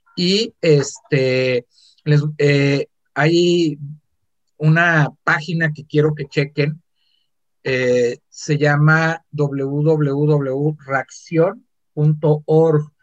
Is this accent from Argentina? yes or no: no; Mexico City, Mexico; now in Guadalajara, Mexico; Yo soy del Distrito Federal, nací en el Distrito Federal, viví mucho tiempo en el Estado